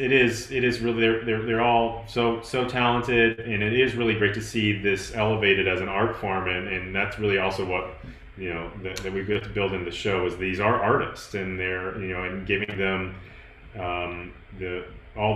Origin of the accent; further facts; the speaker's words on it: Tennessee, United States; I'm from Tennessee. It's like go big orange.